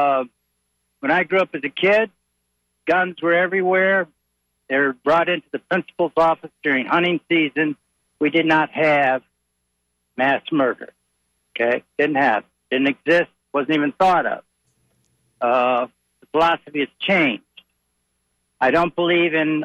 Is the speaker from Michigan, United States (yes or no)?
yes; Detroit, Michigan, United States; I grew up in Detroit. I grew up during the riots of Detroit